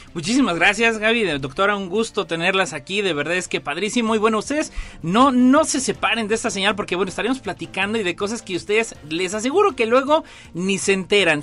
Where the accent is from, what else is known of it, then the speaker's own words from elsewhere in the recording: San Luis Potosí, Mexico; los que somos potosinos